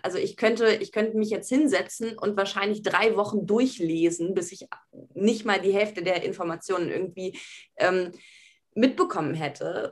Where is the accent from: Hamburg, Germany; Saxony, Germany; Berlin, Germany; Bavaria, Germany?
Berlin, Germany; Ich bin in Berlin Alt-Pankow zur Schule gegangen